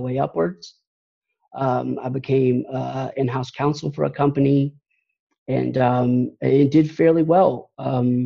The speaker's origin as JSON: {"language": "English", "town": "Atlanta", "region": "Georgia", "country": "United States", "said": "I'm from Atlanta, Georgia, and been here most of my life and lived all over Georgia."}